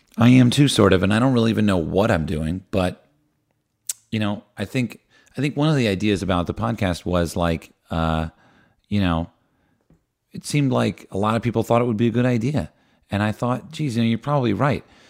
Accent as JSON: {"language": "English", "region": "New Jersey", "country": "United States", "tie": "born or raised there", "said": "I grew up in New Jersey"}